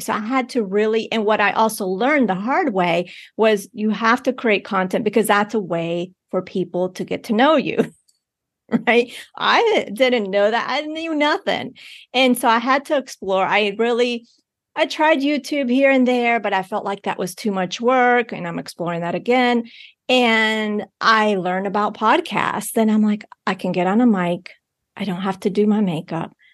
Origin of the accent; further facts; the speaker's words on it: Bogotá, Colombia; I was born in Bogotá, Colombia